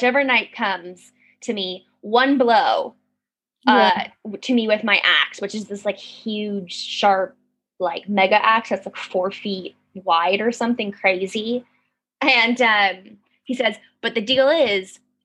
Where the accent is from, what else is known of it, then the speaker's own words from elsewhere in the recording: United States; being an American from an American perspective